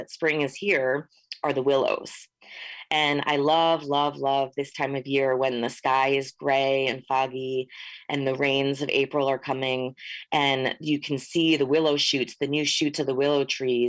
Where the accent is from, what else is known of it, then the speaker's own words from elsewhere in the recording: Hudson Valley, New York, United States; moved away as an adult; also born or lived in Northern California; I grew up in the Mahicantuck Valley, which is commonly known as the Hudson Valley